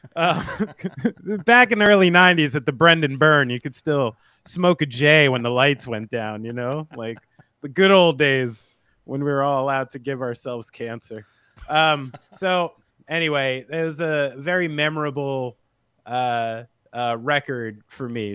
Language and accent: English; United States